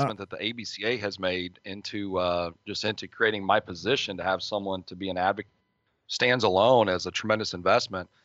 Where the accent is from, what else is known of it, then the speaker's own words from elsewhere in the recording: Midwest, United States; I'm from the Midwest.